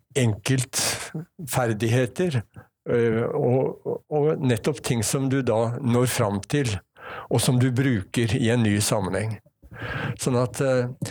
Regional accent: Ski, Akershus, Norway; moved away as an adult; also born or lived in Oslo; now in Bergen, Norway; jeg vokste opp på Ski

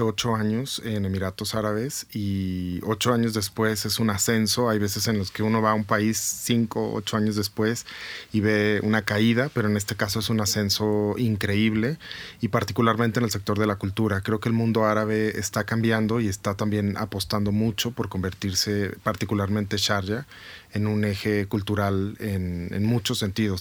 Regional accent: Guadalajara, Jalisco, Mexico; moved away as an adult; now in Bogotá, Colombia; soy tapatío y vivo eh, hace cinco años, más de cinco años ya en Bogotá.

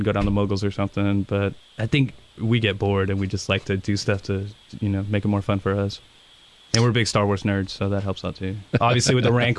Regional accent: England, United Kingdom; now in United States; I'm from England

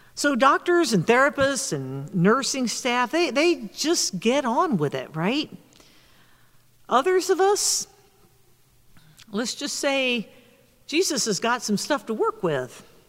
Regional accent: the South, United States; moved away; my home state in the South

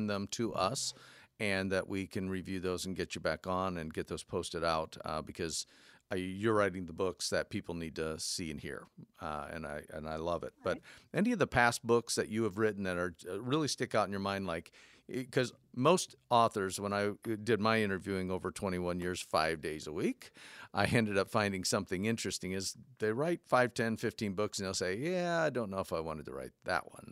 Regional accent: Fort Wayne, Indiana, United States; I'm from Fort Wayne

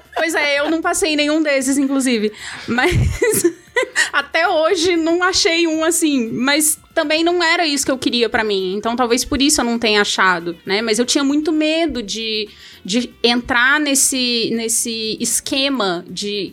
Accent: Rio de Janeiro, Brazil; moved away as an adult; now in Brasília, Brazil; Eu sou carioca

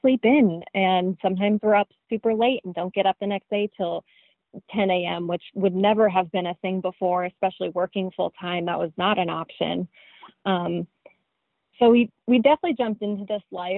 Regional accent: Colorado, United States; moved away; also born or lived in Arizona; I'm from Colorado and then moved to Arizona

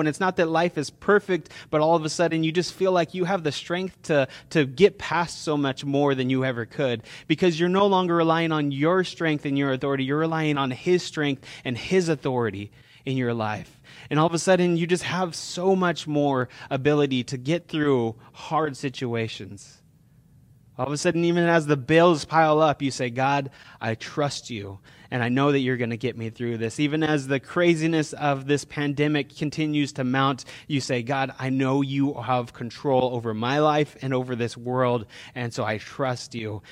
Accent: California, United States; we're from California

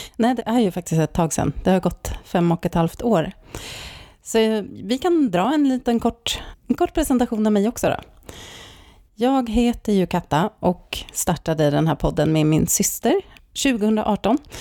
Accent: Stockholm, Stockholm County, Sweden; moved away as an adult; also born or lived in Norrköping; now in Särna, Sweden; jag är också uppvuxen i Stockholm

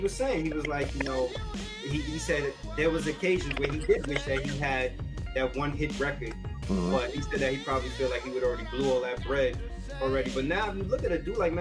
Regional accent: New York City, New York, United States; I was born and raised in the Bronx

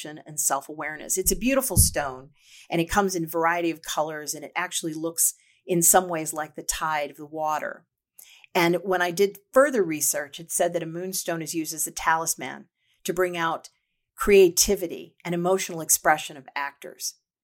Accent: St. Louis, Missouri, United States; it's my hometown

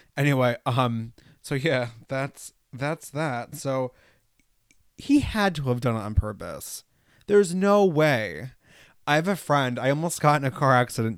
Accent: New York, United States; also born or lived in Los Angeles; I grew up in New York. I went to school in New York City

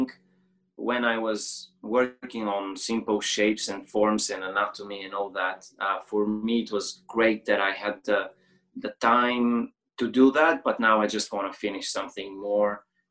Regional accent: Bulgaria; I'm like from Bulgaria.

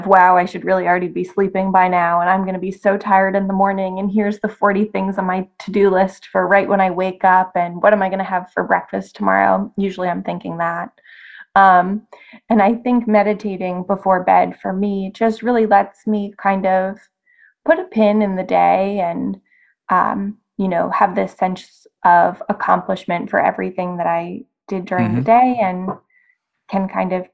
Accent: Massachusetts, United States; moved away as an adult; also born or lived in New York City; I'm home where I was born and raised in Massachusetts

